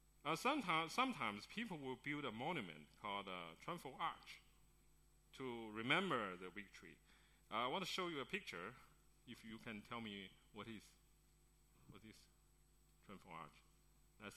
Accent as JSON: {"language": "English", "region": "Beijing", "country": "China", "tie": "born or raised there", "moved": "yes", "said": "That's my hometown, Beijing"}